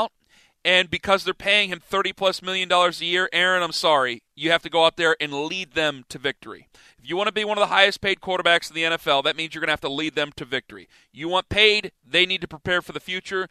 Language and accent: English; Cleveland, Ohio, United States; I'm from Cleveland